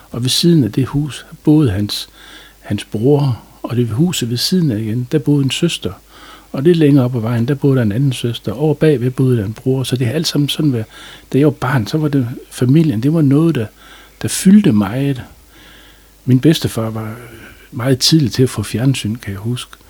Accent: Aalbæk, North Denmark Region, Denmark; Jamen, jeg er født i 1955 oppe i, på Centralvej i en lille toværelses lejlighed, som mine forældre havde.

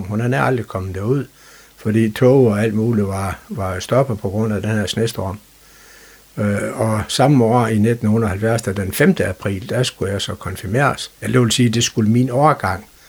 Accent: Frederikshavn, North Denmark Region, Denmark; also born or lived in Hals; Da jeg var cirka halvanden år, der valgte de at rykke teltpælen op og flytte til Farsavn, fordi min far han er for arbejde på det, der dengang hed Alfa Diesel. Øh, så det var egentlig grunden til, at jeg sådan blev lokalmand

